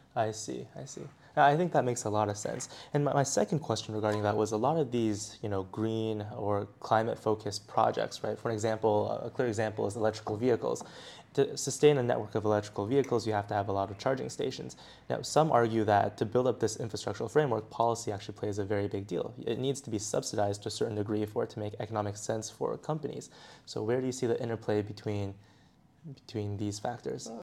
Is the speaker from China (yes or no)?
yes; Beijing, China; I'm actually from Beijing